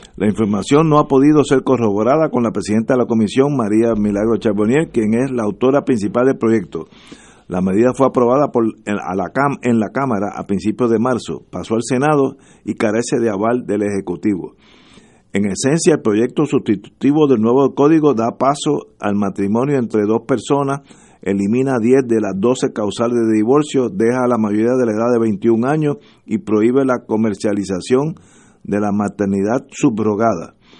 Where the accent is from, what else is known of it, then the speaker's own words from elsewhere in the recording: Puerto Rico; como los puertorriqueños